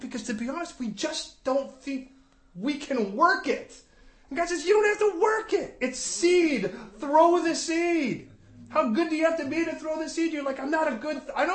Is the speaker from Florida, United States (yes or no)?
no; Chicago, Illinois, United States; moved away; where I grew up in Chicago.